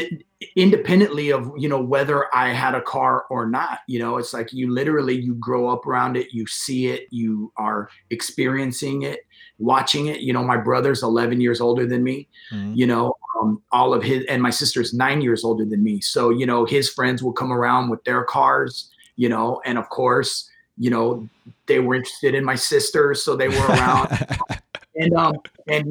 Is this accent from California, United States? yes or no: yes; Modesto, California, United States; moved away as an adult; also born or lived in San Francisco, California / Redwood City, California / South San Francisco, California; now in San Mateo, United States; I was born and raised in Modesto, California. And I've been living in the Bay Area since 1998